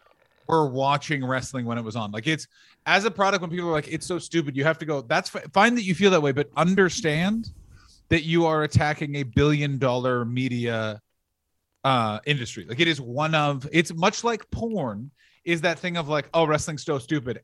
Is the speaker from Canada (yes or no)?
yes; Canada; Certainly I am.